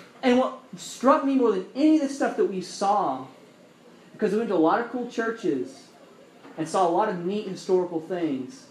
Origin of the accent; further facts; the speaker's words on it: Alabama, United States; now in North Carolina, United States; I'm from Alabama